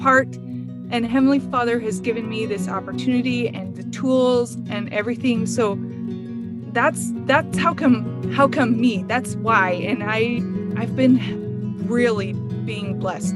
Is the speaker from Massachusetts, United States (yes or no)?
no; Ferron, Utah, United States; I am from Emery County, Utah. I'm from a little teeny tiny place called Farron